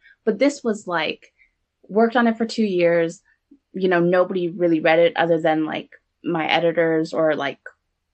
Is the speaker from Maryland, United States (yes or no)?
no; SoCal, California, United States; moved away as an adult; also born or lived in New York; I've been in SoCal, which in my hometown